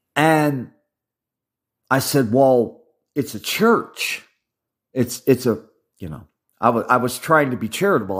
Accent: Midwest, United States; I was raised in the Midwest

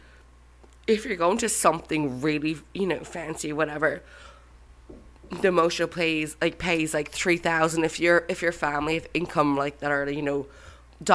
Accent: Ennis, Munster, Ireland; moved away as an adult; also born or lived in New York; now in United States; I'm from Ennis, County Clare. It's on the west coast of Ireland.

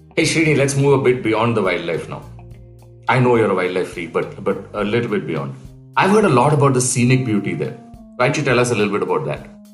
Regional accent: Palakkad, Kerala, India; moved away; It's my hometown

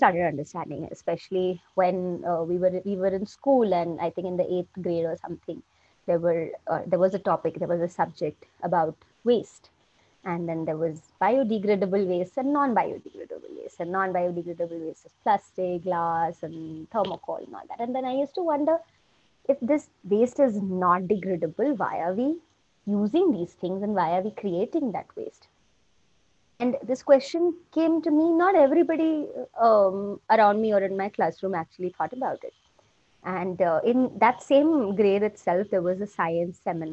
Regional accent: Silvassa, Dadra and Nagar Haveli and Daman and Diu, India; So I grew up in Silvassa. That's a little town in Dadra Nagar Haveli, Union

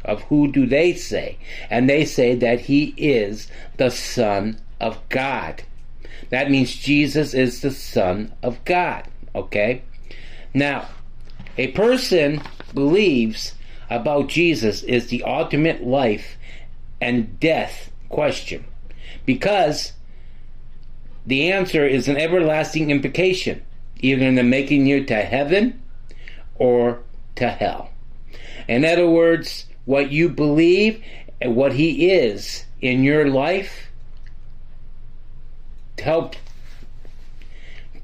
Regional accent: Michigan, United States; this is where we're from Michigan

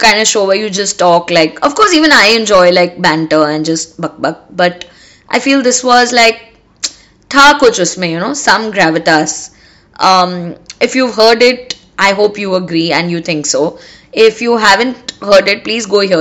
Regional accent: India; we as Indian girls

